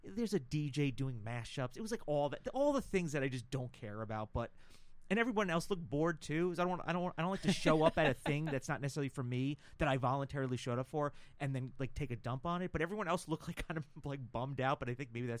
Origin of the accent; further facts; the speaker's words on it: New York, United States; I'm from New York